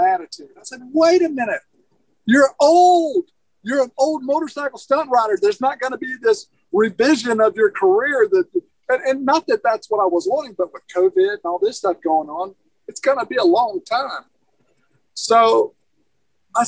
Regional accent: Alabama, United States; now in Soddy Daisy, United States; I'm originally from Alabama. Now I live in Soddy Daisy.

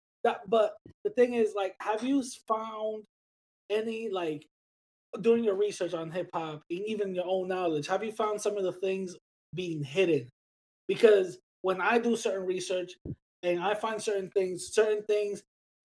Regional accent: New York City, New York, United States; I grew up in the Bronx

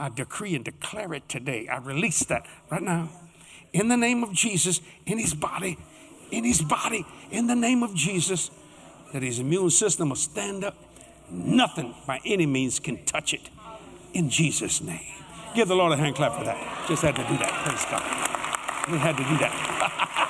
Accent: United States; I'm an American

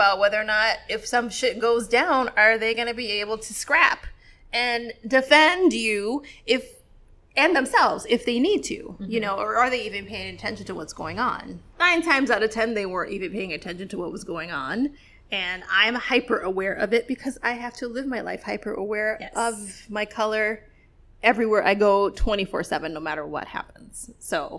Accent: New York City, New York, United States; I'm from Brooklyn

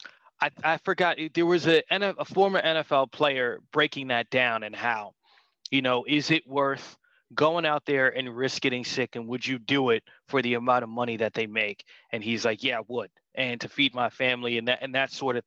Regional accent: New York, United States; moved away; I'm from New York

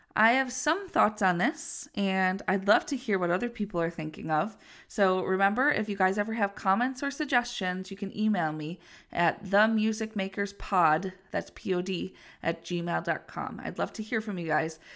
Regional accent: Western New York, United States; I'm from Western New York, so we could get snow as early as October, and it gets very cold here sometimes

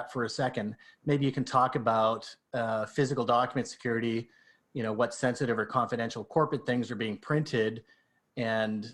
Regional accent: Canada; I'm Canadian

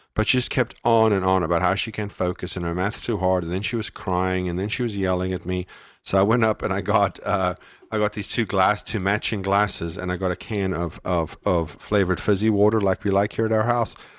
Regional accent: South Africa; moved away; I'm from, I was raised in South Africa.

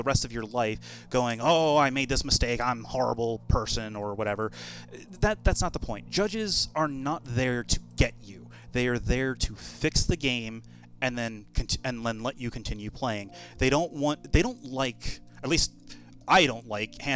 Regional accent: Maryland, United States; my home state of Maryland

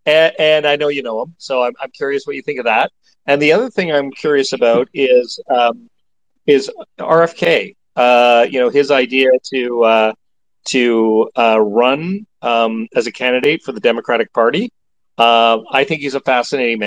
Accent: Canada; I'm a Canadian too

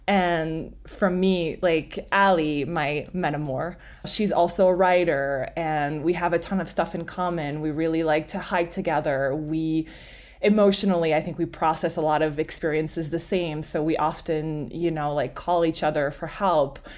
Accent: Montreal, Quebec, Canada; first language French; English is a second language; moved away; I'm from Montreal, like he said, French is my native language

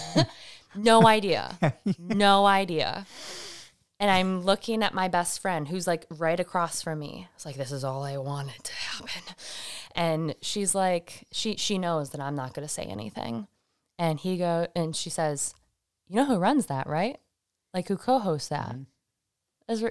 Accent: Michigan, United States; now in Salem, United States; I'm from Michigan

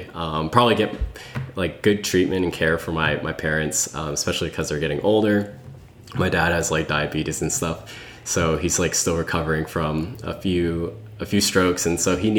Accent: Columbus, Ohio, United States; moved away as an adult; also born or lived in New York; now in San Francisco, United States; I grew up in Columbus, Ohio, lived there for 20 years, and now I live in San Francisco.

